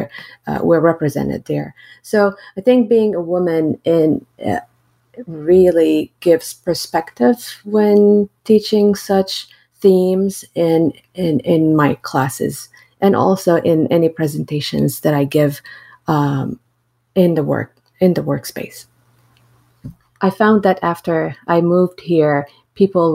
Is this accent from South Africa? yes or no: no; Syria; also born or lived in United States; now in Iowa, United States; when I grew up in Syria to when I moved to the United States